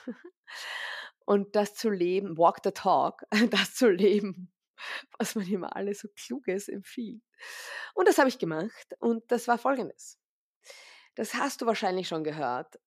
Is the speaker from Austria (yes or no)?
yes; Vienna, Austria; ich bin aus Wien, ich lebe auch in Wien, im Zentrum von Wien